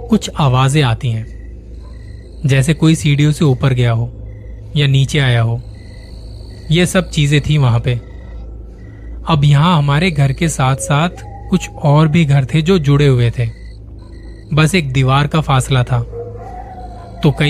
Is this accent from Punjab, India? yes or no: no; Ghaziabad, Uttar Pradesh, India; मैं गाजियाबाद का रहने वाला हूँ अभी साल भर पहले पापा की रिटायरमेंट के बाद हमें अपना घर शिफ्ट करना पड़ा